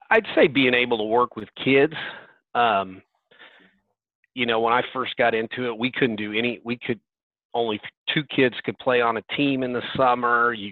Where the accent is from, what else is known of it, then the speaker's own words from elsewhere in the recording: Andale, Kansas, United States; I'm from Andale, Kansas. Uh, we're a small 4A school in uh, um, close to Wichita.